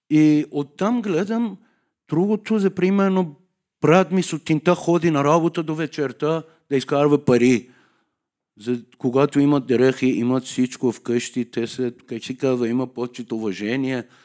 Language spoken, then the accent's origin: Bulgarian; Tehran, Tehran Province, Iran; Bulgarian is a second language; moved away as an adult; now in Sofia, Bulgaria; Аз съм от Иран, Техран, столицата